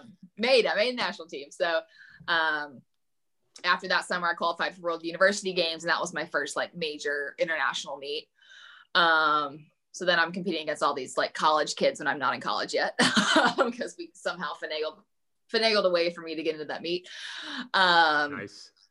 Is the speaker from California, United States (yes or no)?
no; Evansville, Indiana, United States; commuting to evansville my hometown